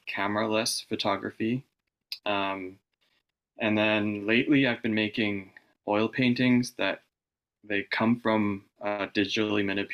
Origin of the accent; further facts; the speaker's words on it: Vancouver, British Columbia, Canada; I was born in Vancouver, and I've really only lived here